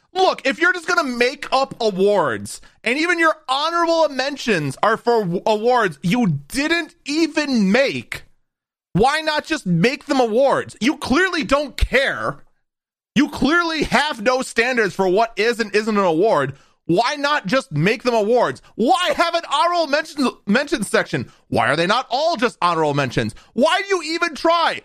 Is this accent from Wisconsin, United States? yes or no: yes; Wisconsin, United States; I'm from Wisconsin